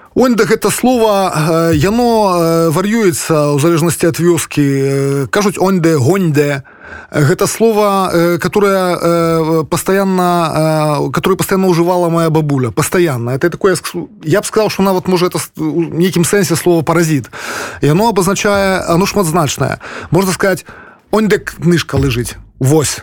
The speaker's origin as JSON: {"language": "Belarusian", "region": "Polesia", "country": "Belarus", "also_born_or_lived": "Pinsk", "said": "я палішукі беларус"}